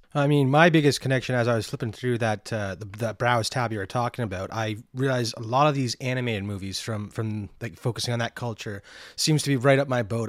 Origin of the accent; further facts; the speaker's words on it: Canada; growing up in Canada